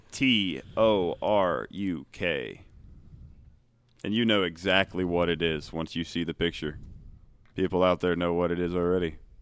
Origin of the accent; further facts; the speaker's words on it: Ohio, United States; I'm also from Ohio